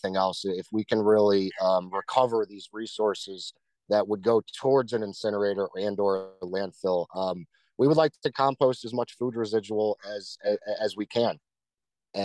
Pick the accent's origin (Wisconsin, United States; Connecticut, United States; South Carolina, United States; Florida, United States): Connecticut, United States; Bridgeport; I was born and raised in Bridgeport